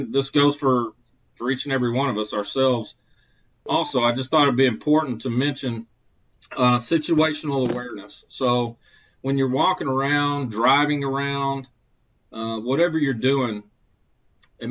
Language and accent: English; Conway, Arkansas, United States; here in my hometown of Conway, Arkansas. This is where I live